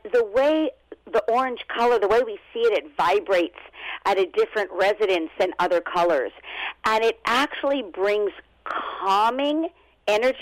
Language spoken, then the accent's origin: English; Los Angeles, California, United States; also born or lived in Brooklyn; now in New York, United States; originally I'm from Los Angeles, born and raised, but I was transplanted to New York